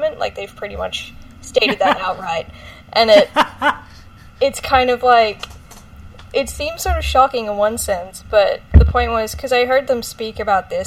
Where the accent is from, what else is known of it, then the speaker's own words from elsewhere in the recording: Australia; because I'm from Australia